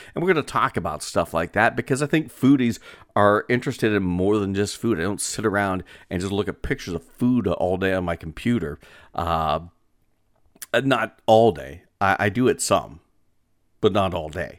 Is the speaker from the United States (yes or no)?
yes; northwestern Pennsylvania, United States; northwestern Pennsylvania could be, uh, considered my hometown because, uh, my home region